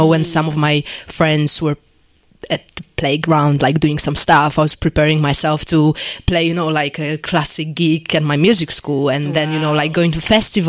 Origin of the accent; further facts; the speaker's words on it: Poland; English is a second language; moved away as an adult; now in London, United Kingdom; my parents kind of enroll me on a course in music school back in Poland because I'm originally from Poland